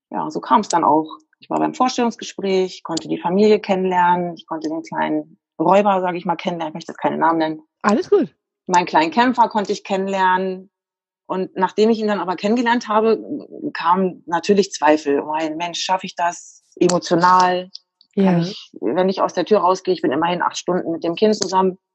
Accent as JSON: {"language": "German", "region": "Lower Saxony", "country": "Germany", "said": "Ich komme aus der Nähe von Wolfsburg."}